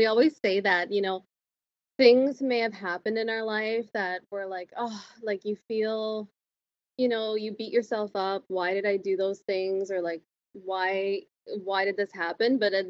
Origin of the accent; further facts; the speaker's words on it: Miramichi, New Brunswick, Canada; moved away as an adult; now in Moncton, Canada; I'm originally from Miramichi, New Brunswick, and I moved probably 4 years ago to Moncton, and now I live right outside of Moncton with my boyfriend.